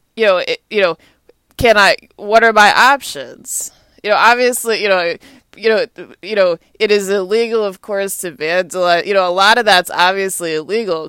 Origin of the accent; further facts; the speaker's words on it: Austin, Texas, United States; also born or lived in Atlanta, Georgia; now in Washington, D.C., United States; my hometown's Austin, Texas